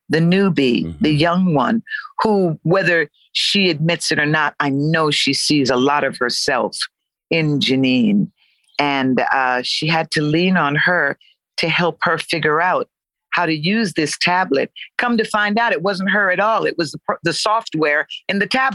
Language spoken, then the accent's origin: English; Connecticut, United States; born there; You know, I was born in Connecticut, but, you know, from the islands, very often what happens is parents will decide where you're going to be born.